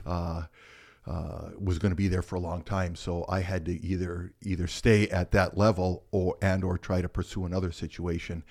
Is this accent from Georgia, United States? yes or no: no; Michigan, United States; I grew up in Michigan, so with that being said, there's not a lot to do in a, in a town of four hundred.